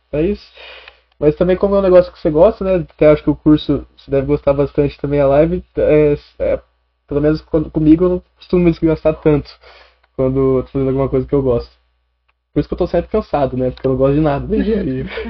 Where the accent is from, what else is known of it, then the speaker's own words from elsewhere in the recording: Catanduva, São Paulo, Brazil; eu sou de Catanduva, né? Sou de Catanduva, cheguei ontem aqui